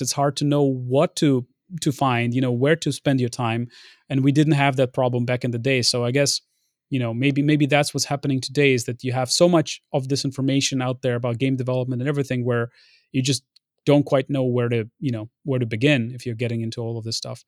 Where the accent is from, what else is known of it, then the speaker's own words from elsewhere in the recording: Ukraine; moved away; also born or lived in Lviv, Ukraine; I was born in Lviv, but we were living in, um, in, in a city next to Belarus back in the day